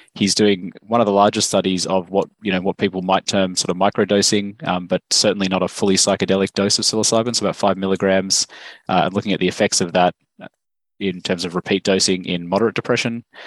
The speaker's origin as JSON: {"language": "English", "country": "Australia", "also_born_or_lived": "Stanford, United States", "said": "as you can probably tell from my accent, I'm, I'm from Australia."}